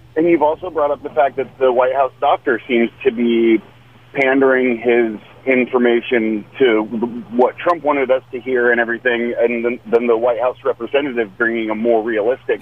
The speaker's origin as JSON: {"language": "English", "region": "Oregon", "country": "United States", "said": "I'm from Oregon"}